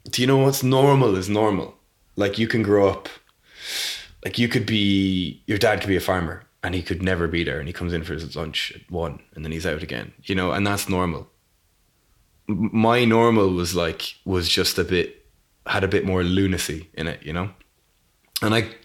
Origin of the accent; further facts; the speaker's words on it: Leap, Munster, Ireland; moved away as an adult; also born or lived in United Kingdom; to grow up there